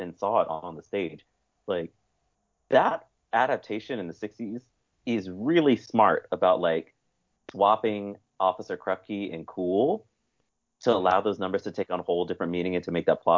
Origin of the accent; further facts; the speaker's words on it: Bay Area, California, United States; I grew up in the Bay Area during that time